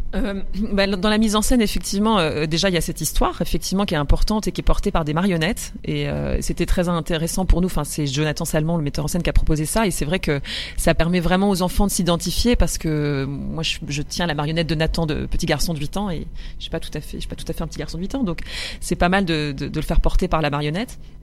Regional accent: Roubaix, Hauts-de-France, France; j'ai grandi dans le nord, chez les Ch'tis. Voilà, je suis roubaisienne au départ

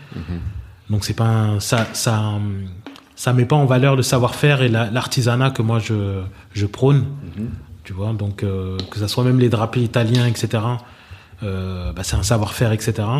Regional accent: Benin; moved away; also born or lived in Abidjan; Le Bénin est ma terre natale.

